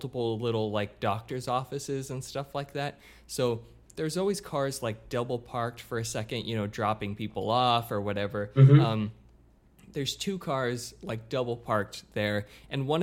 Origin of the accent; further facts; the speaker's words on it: Australia; I'm just Australian.